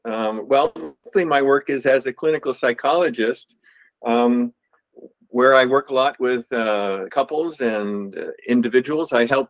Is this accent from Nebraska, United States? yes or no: no; Northern California, United States; I'm from Northern California